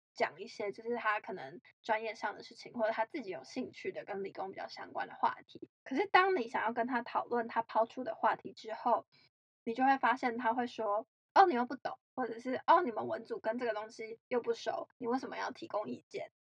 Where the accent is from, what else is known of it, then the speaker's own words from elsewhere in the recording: Taiwan; 因为我是台湾人